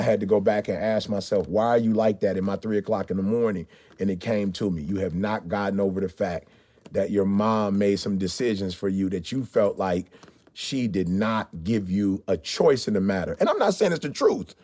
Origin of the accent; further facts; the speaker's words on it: Detroit, Michigan, United States; I grew up in Motown